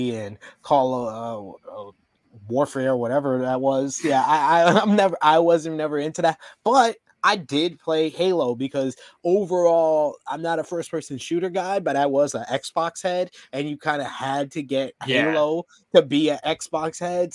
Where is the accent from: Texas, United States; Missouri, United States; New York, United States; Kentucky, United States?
New York, United States; my lifetime of growing up in New York